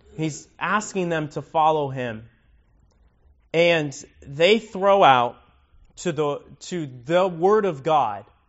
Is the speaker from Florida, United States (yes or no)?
yes; Miami, Florida, United States; now in Lake County, United States; I grew up in Miami